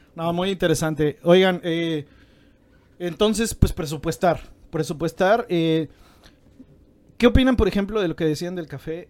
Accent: Mexico; como mexicanos

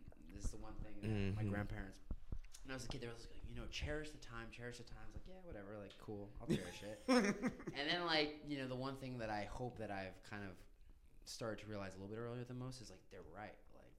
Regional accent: New York City, New York, United States; grew up in Midtown Manhattan on 38th and 1st, right by the UM.

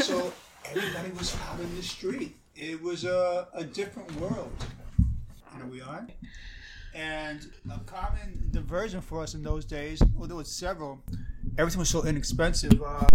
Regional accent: New York City, New York, United States; I grew up in the Melrose Houses

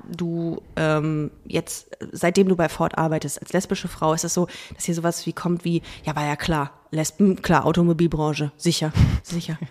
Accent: Düsseldorf, North Rhine-Westphalia, Germany; ich bin ja in Düsseldorf groß geworden

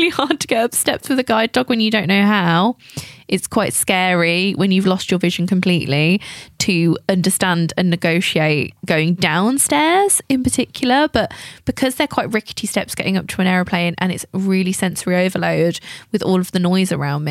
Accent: England, United Kingdom; accent: English; my English accent

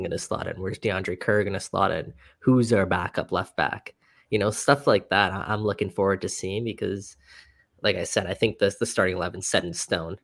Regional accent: Richmond Hill, Ontario, Canada; I am from Richmond Hill

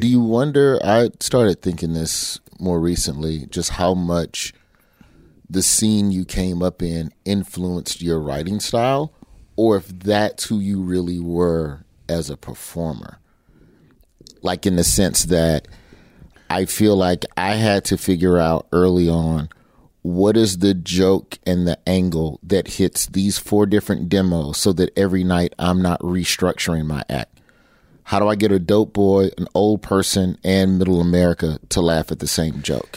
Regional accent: Birmingham, Alabama, United States; moved away; I'm from Birmingham

